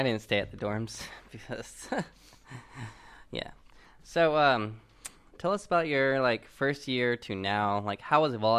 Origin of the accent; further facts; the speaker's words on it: Katy, Texas, United States; I'm from Katy, so we're all from the Houston area.